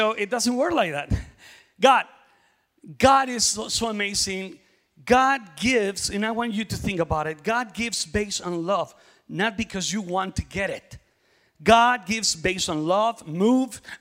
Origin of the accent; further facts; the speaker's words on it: Mexico; now in Oklahoma City, United States; I am from Mexico